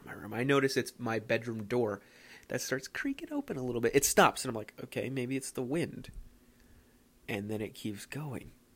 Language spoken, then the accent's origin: English; Philadelphia, Pennsylvania, United States; moved away